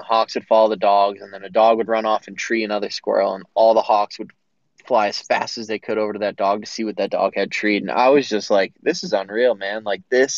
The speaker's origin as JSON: {"language": "English", "region": "Massachusetts", "country": "United States", "tie": "born or raised there", "said": "I grew up in Massachusetts, mostly deer and turkey hunting"}